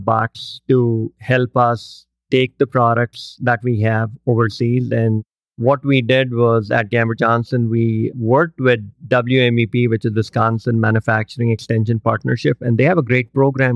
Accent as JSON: {"language": "English", "country": "India", "tie": "born or raised there", "moved": "yes", "said": "I grew up in India"}